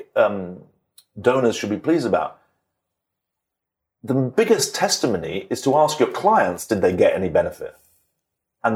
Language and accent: English; United Kingdom; moved away; I'm a British citizen, so I'm very proud of being British